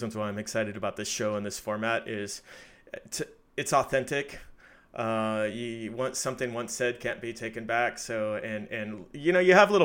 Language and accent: English; United States; I'm American